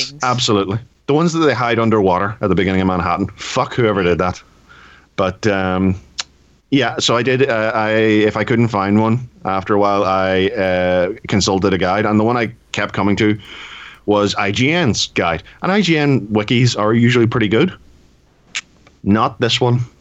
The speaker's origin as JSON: {"language": "English", "country": "United Kingdom", "said": "I am British"}